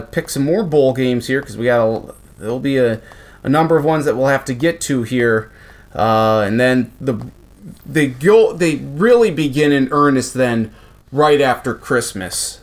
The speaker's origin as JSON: {"language": "English", "town": "Marshall", "region": "Minnesota", "country": "United States", "tie": "born or raised there", "also_born_or_lived": "Brookings"}